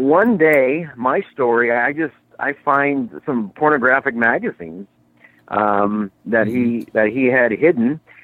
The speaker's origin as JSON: {"language": "English", "region": "Indiana", "country": "United States", "tie": "born or raised there", "said": "I grew up in Indiana"}